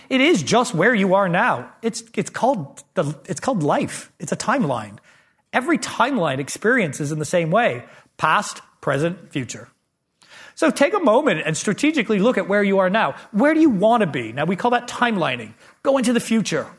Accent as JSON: {"language": "English", "country": "Canada", "tie": "born or raised there", "moved": "yes", "said": "I grew up in Canada"}